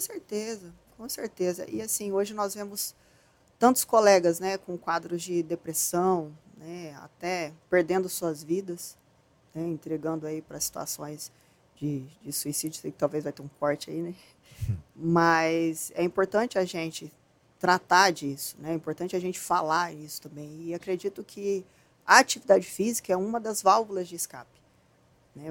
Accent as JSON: {"language": "Portuguese", "town": "Campo Grande", "region": "Mato Grosso do Sul", "country": "Brazil", "tie": "born or raised there", "also_born_or_lived": "Presidente Venceslau, São Paulo / Ivinhema, Mato Grosso do Sul", "said": "Eu nasci em Presidente Venceslau, mas só nasci, né, aí morei até meus doze anos em Vinhema, que é uma cidade trezentos quilômetros de Campo Grande, e depois já fomos pra Campo Grande."}